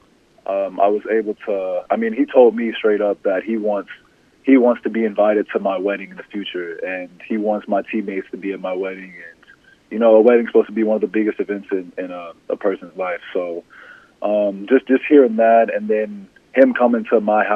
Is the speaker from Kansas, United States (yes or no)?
yes; Overland Park, Kansas, United States; I say I'm from Kansas City. I say I'm a Kansas City guy.